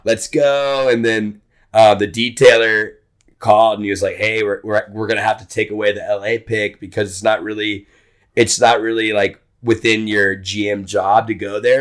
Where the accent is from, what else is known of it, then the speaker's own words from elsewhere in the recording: Texas, United States; moved away as an adult; also born or lived in Hawaii; I'm from Texas